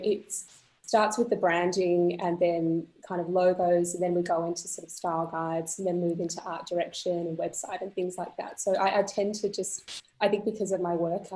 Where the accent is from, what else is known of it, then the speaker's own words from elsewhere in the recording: Perth, Western Australia, Australia; moved away as an adult; now in Sydney, Australia; I'm originally from Perth